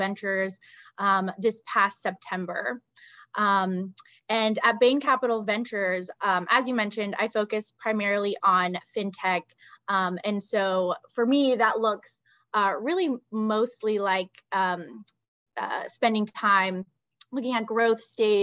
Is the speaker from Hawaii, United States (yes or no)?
no; Texas, United States; moved away as an adult; also born or lived in Bulgaria / Los Angeles; now in New York, United States; I grew up and went to school in Texas